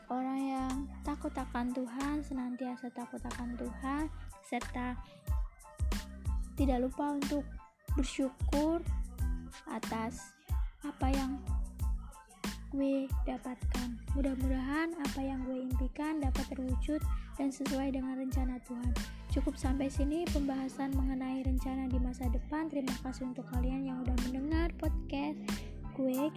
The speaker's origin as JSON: {"language": "Indonesian", "town": "Palembang", "region": "South Sumatra", "country": "Indonesia", "said": "Lanjut dah umur 18 tahun, gue berasal dari Palembang"}